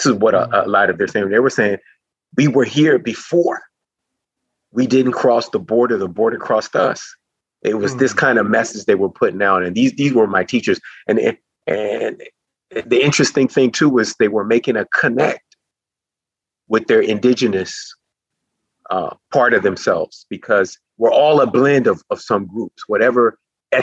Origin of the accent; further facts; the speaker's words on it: San Francisco, California, United States; now in Sacramento, United States; growing up in the Mission District